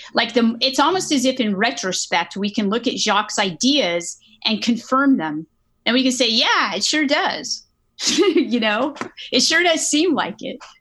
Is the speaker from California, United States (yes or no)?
yes; Northern California, United States; I grew up in California, Northern California